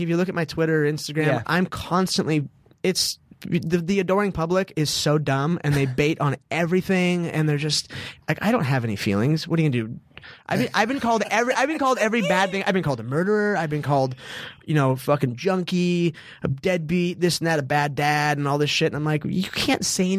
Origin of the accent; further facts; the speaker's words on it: Southern California, United States; I say I'm a son of the South, but I'm from Southern California.